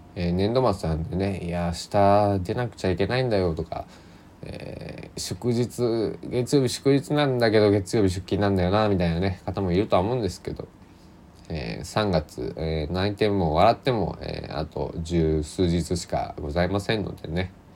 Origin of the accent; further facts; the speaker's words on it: Kochi, Japan; 僕の地元高知県佐木市